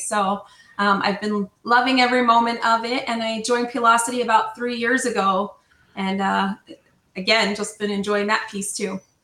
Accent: New Jersey, United States; now in Southern California, United States; I'm not Italian. I am from New Jersey

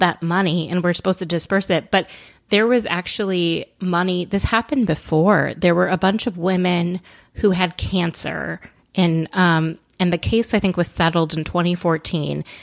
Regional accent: Minnesota, United States; as a Minnesotan myself

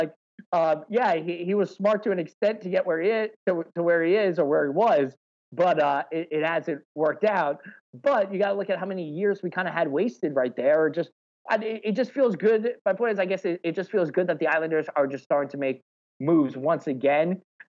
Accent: New Jersey, United States; especially growing up in New Jersey with … and … in the … and … and ….

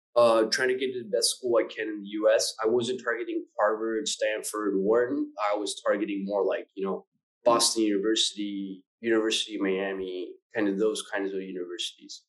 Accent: Buenos Aires, Argentina; moved away as an adult; also born or lived in United States / United Kingdom / India; I'm from Argentina, Buenos Aires

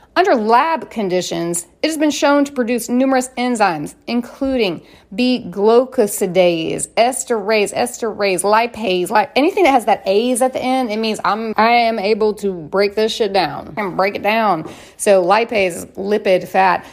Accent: United States; I'm an American

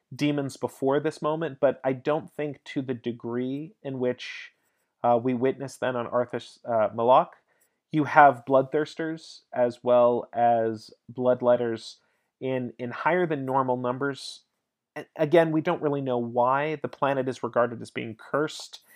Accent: United States; I'm American

